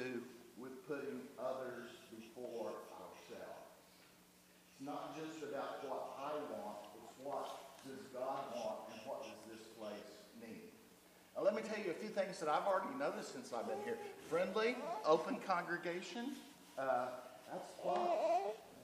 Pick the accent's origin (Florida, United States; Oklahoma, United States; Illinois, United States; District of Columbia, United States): Oklahoma, United States; accent: Oklahoma; also born or lived in Dallas; now in North Dakota, United States; my accent's from Oklahoma.